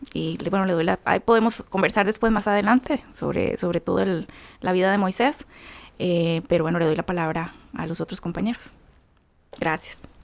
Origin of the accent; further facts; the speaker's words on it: Costa Rica; soy de Costa Rica.